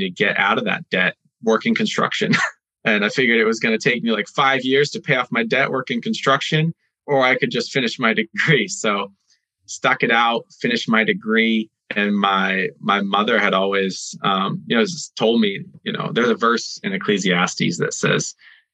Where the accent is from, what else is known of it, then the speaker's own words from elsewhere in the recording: Maine, United States; I grew up in Maine